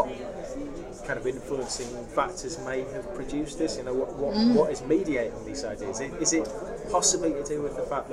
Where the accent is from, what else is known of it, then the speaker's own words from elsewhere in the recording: Yorkshire and the Humber, United Kingdom; also born or lived in County Durham; I'm from County Durham, I was brought up in Yorkshire